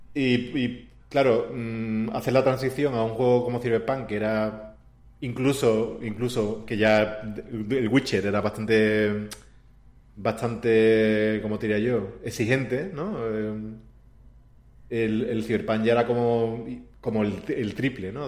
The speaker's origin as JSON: {"language": "Spanish", "region": "Andalusia", "country": "Spain", "also_born_or_lived": "Warsaw", "moved": "as an adult", "said": "soy andaluz, ¿sabes? Que vengo"}